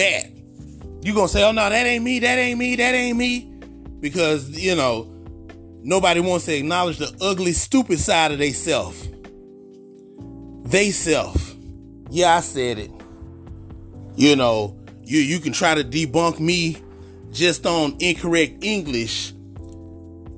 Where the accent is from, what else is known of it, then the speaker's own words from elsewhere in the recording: Houston, Texas, United States; I'm from Houston. If y'all didn't know, I'm from Houston